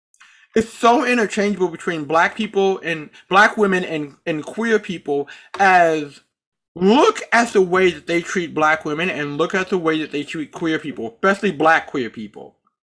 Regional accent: Charlotte, North Carolina, United States; born there; Those of you who may or may not know this, I was born in Charlotte, North Carolina.

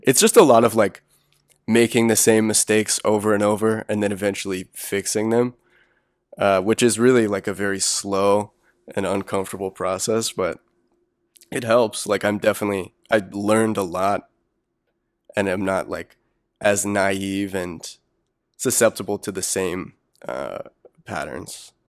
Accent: Wilmington, North Carolina, United States; now in Chapel Hill, United States; I'm from Wilmington.

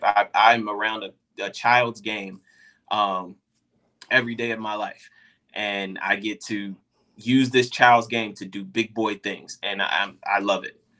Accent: Dallas, Texas, United States; I'm from Dallas, Texas

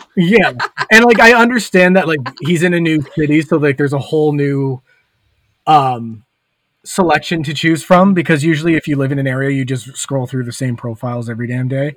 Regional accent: Hamilton, Ontario, Canada; moved away; back when I still lived in Hamilton, so like my hometown

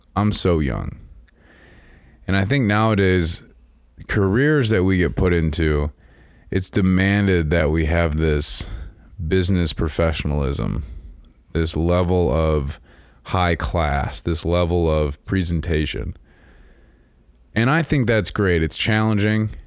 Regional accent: Chicagoland area, Illinois, United States; I grew up in Chicago, land area

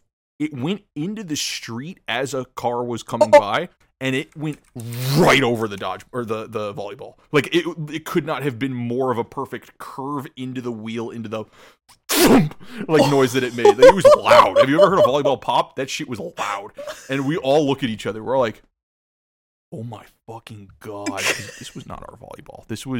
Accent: Midwest, United States; As a Midwesterner, I can let you know right now, that shit is awesome.

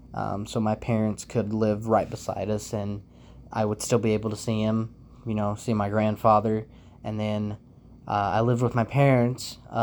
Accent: Inez, Kentucky, United States; moved away as an adult; also born or lived in Floyd County, Kentucky; now in Minnesota, United States; I currently reside in Minnesota, where I moved to back in 2021. And I was originally from a small little town called Inez, Kentucky. I was born in Floyd County, Kentucky, which is only about 30 minutes out, about 30-ish minutes from Inez, where I was born and raised.

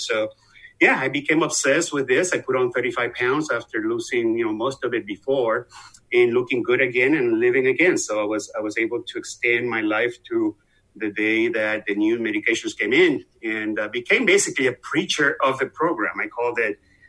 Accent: Venezuela; moved away; I'm obviously from the accent you hear. I'm from Venezuela, South America, been here forever, like 30 some years

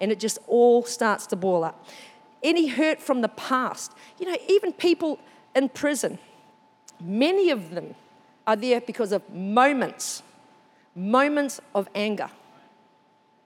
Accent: New Zealand; now in Australia; I'm a Māori from New Zealand

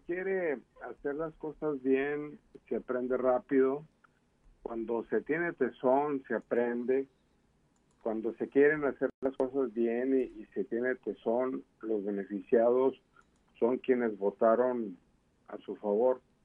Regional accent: Mexico; somos los mexicanos

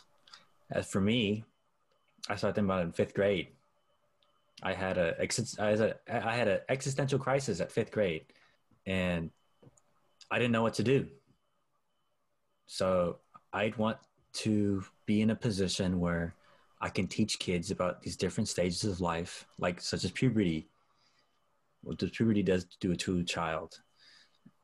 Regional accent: Oakland, California, United States; also born or lived in Stockton, California; I grew up in Oakland and Stockton, both the rough parts of both places

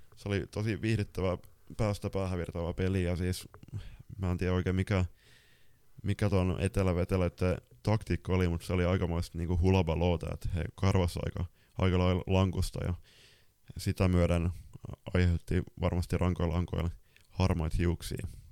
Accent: Lapland, Finland; mä oon sieltä Lapissa kotoisin

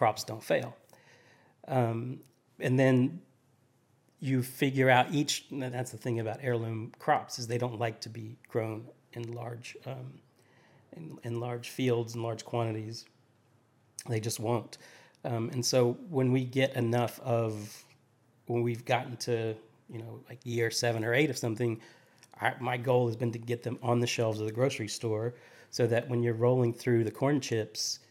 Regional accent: Appalachia, United States; also born or lived in Charleston, South Carolina; now in Nashville, United States; the mountains where I grew up in Appalachia

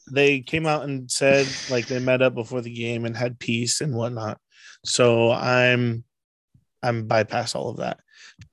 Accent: San Diego, California, United States; we're from San Diego

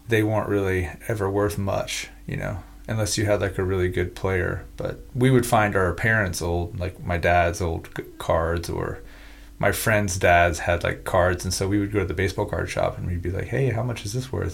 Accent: United States; I'm just an American. So I'm in I'm in America

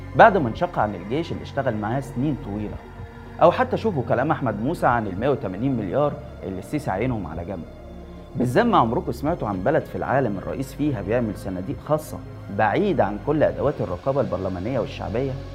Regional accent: Egypt; يا مصريين احنا ما عندناش ثروات

